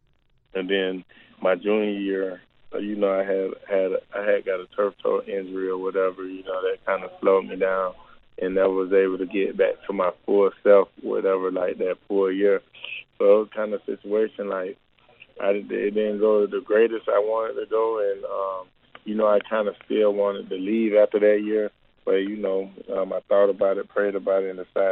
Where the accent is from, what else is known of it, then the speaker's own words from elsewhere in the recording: Orlando, Florida, United States; I was able to come back to my hometown and train here